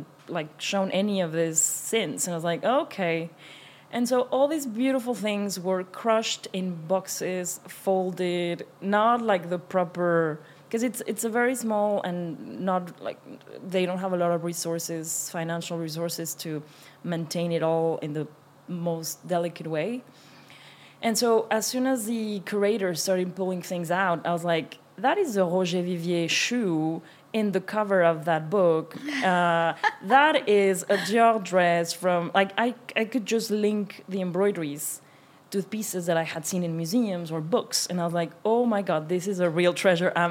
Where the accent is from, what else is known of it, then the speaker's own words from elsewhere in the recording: Mexico; moved away as an adult; also born or lived in France; now in Paris, France; I'm French and Mexican. I grew up in Mexico and I came to France when I was 18